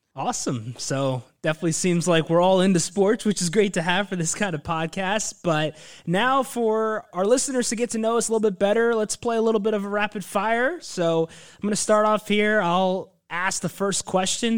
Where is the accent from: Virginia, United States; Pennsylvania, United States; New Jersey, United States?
Virginia, United States; Northern; I was born and raised in Northern Virginia. I've lived there my entire life